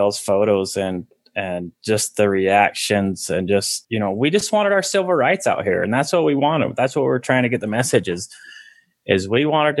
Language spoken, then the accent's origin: English; Hildale, Utah, United States; also born or lived in Sandy, Utah; my dad moved his family from Salt Lake to Hilldale, Utah. And I grew up in Hilldale, Utah, my whole young adult and growing up life. And when I was 18, I ended up leaving that religion and striking out on my own.